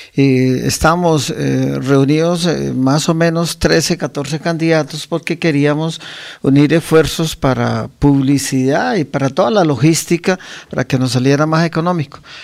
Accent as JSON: {"language": "Spanish", "town": "Guane", "region": "Santander", "country": "Colombia", "tie": "born or raised there", "also_born_or_lived": "San Gil", "said": "nacimos en Guane y me bautizaron en San Gil"}